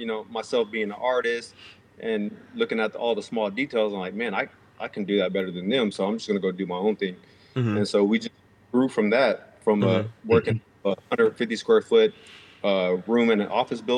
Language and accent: English; Houston, Texas, United States; a guy I grew up with here in Houston